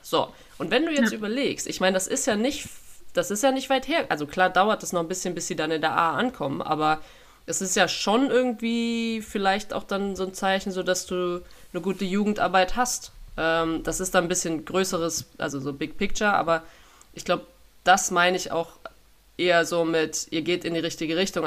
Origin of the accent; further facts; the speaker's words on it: Germany; moved away as an adult; also born or lived in England / France; als Deutsche